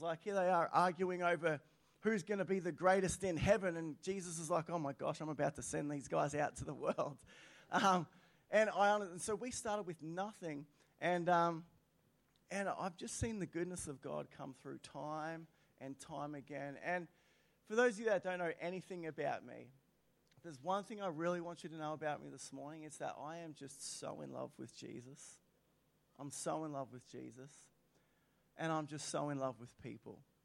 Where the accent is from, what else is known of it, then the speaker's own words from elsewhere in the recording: Australia; I'm an Aussie through and through.